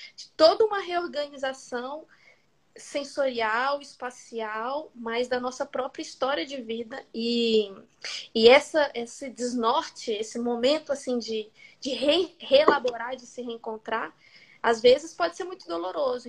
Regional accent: Brazil; first language Portuguese; moved away as an adult; now in France; no Brasil, na minha língua materna

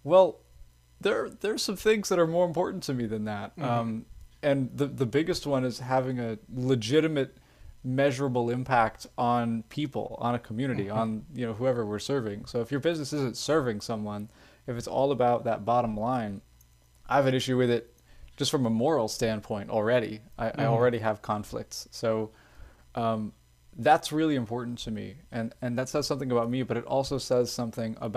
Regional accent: Louisville, Kentucky, United States; also born or lived in Owensboro, Kentucky; I am from Louisville, Kentucky.

